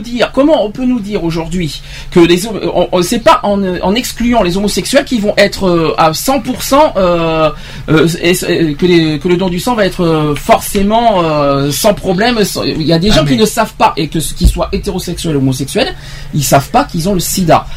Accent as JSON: {"language": "French", "country": "France", "said": "chez nous, en France"}